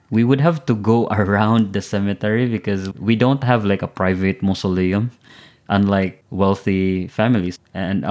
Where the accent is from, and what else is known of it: Philippines